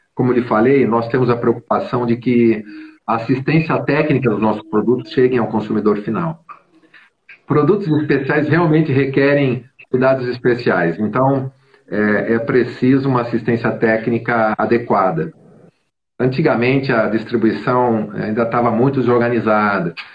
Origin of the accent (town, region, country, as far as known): Brazil